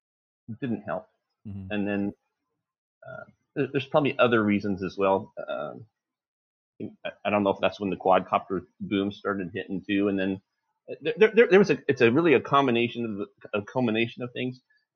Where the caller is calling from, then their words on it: Lorena, Texas, United States; Lorena, Texas.